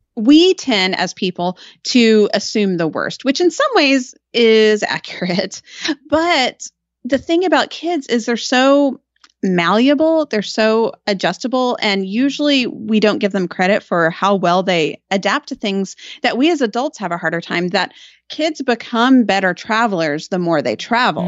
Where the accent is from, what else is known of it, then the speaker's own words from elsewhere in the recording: Austin, Texas, United States; also born or lived in Georgetown; I was born and raised in Austin